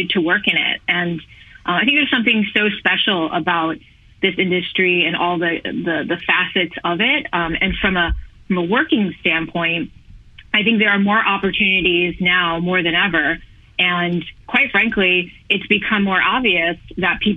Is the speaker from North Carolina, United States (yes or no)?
no; New York, United States; Born and raised in New York